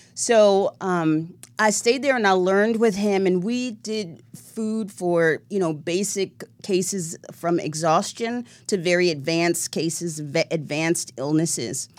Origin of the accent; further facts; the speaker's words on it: the South, United States; I'm a Southern girl